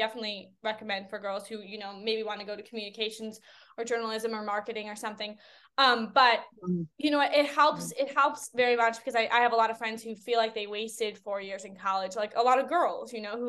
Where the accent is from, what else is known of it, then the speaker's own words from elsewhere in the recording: Chicago, Illinois, United States; I grew up in the Chicagoland area